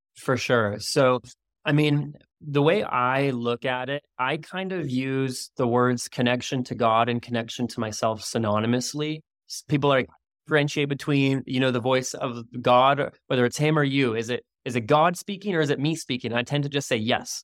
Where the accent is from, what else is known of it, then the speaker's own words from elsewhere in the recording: Canada; now in Maui, United States; I'm Canadian originally